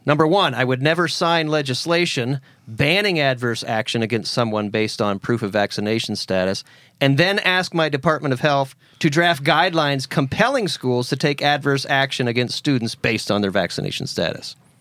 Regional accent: Pennsylvania, United States; now in Tennessee, United States; where I grew up in Pennsylvania

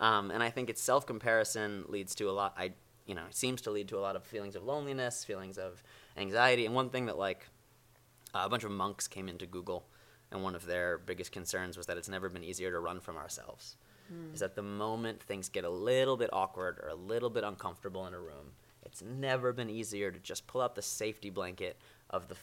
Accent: New York, United States; I'm from New York.

